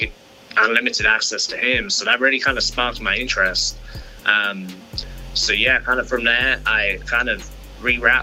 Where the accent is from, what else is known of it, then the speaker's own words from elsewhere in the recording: London, United Kingdom; now in Texas, United States; growing up in London, was a big soccer guy